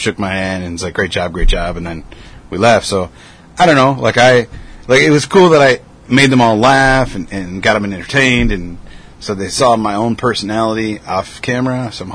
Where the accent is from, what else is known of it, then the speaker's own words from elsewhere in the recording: Rockford, Illinois, United States; I'm like, yeah.